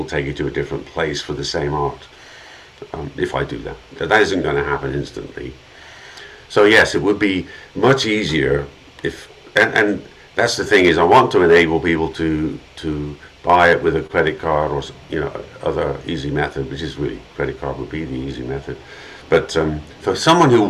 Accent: England, United Kingdom; moved away; I grew up in England

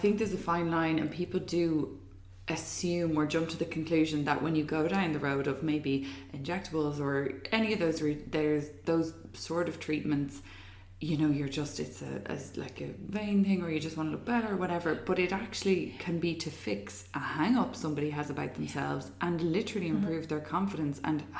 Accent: Ireland; being Irish

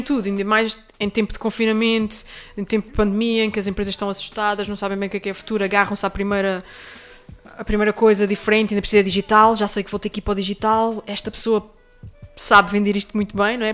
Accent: Terceira, Azores, Portugal; moved away; É a minha terra, é a minha casa

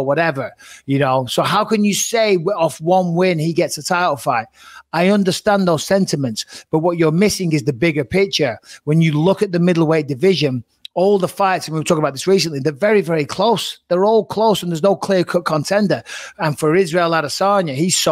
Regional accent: England, United Kingdom; we're all British on there, we're all English

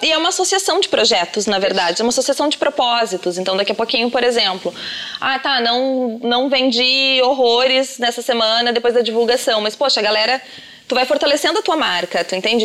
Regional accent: São Sebastião do Caí, Rio Grande do Sul, Brazil; moved away; eu sou do interior, eu sou de São Sebastião do Caí, uma cidade bem pequena

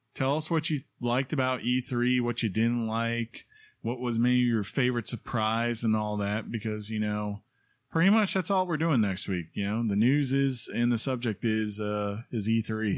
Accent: Baltimore, Maryland, United States; moved away; also born or lived in Washington, D.C.; I grew up in the Baltimore, D C area

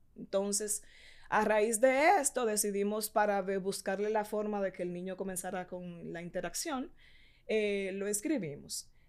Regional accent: Puerto Plata, Dominican Republic; yo soy de Puerto Plata

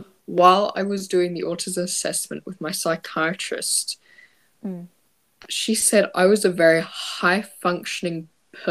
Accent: Australia; I'm turning 13 next year, and I'm from Australia.

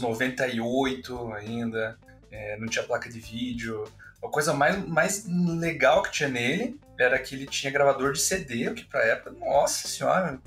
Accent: Curitiba, Paraná, Brazil; eu sou daqui também, né? nasci em Curitiba, moro em Curitiba

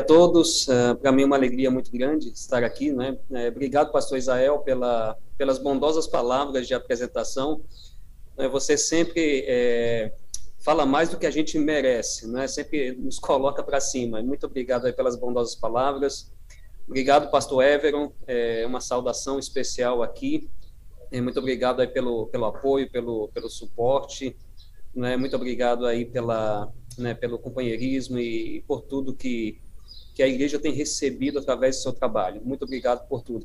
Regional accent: Paraíba, Brazil; moved away; eu sou da terra aí, né, do, Uh, sou da Paraíba e uh, sou a minha origem aí na, na, na, União Nordeste

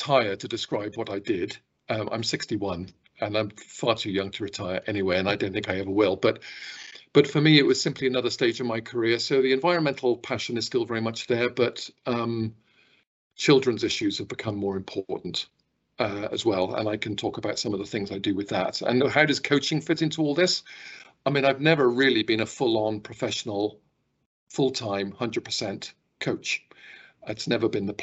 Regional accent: Stroud, South West England, United Kingdom; moved away as an adult; also born or lived in London / Brussels; now in Scotland, United Kingdom; I was born in Gloucestershire and born in a place called Stroud. And that's where I spent the first part of my life

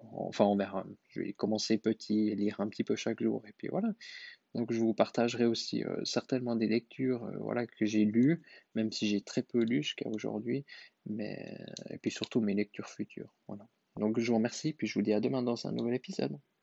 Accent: Switzerland; je suis suisse

